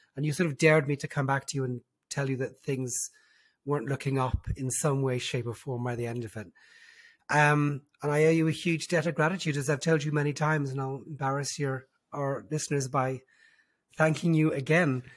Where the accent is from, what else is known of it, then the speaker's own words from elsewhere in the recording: Dublin, Leinster, Ireland; accent: diluted Irish; moved away as an adult; also born or lived in London; now in Israel; I was born and raised in, in Dublin